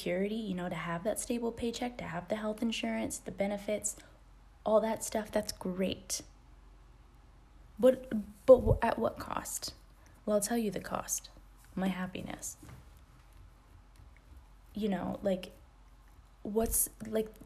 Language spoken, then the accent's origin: English; United States; my experience as an American